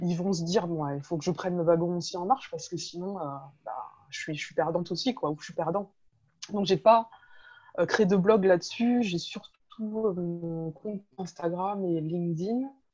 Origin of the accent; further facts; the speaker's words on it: France; moved away as an adult; also born or lived in Nancy / Thonon-les-Bains; pour nous euh, français